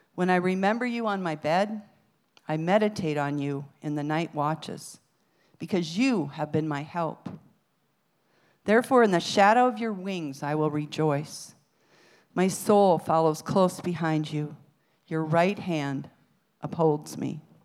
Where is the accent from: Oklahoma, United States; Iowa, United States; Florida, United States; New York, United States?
Iowa, United States; moved away; also born or lived in Arizona; I was from Iowa